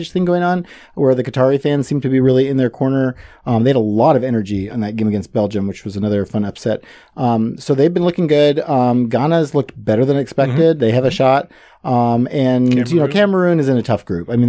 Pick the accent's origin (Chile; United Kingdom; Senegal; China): Senegal; So I grew up in Senegal as a missionary kid. My folks moved there when I was a year old.